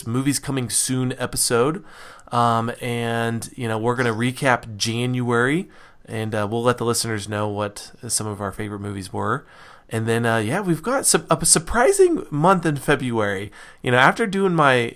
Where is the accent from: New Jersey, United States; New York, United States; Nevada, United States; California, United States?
Nevada, United States; Reno; I grew up in Nevada. There are no professional sports teams in Nevada.